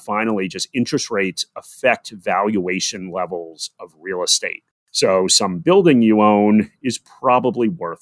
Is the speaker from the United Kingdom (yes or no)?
no; United States; moved away as an adult; now in Australia; So despite my accent, I am American. I am living in Australia right now.